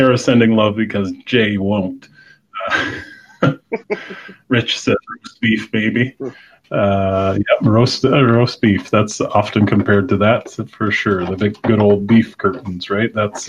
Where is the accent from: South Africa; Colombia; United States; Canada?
Canada; But I do have a canoe because I'm Canadian.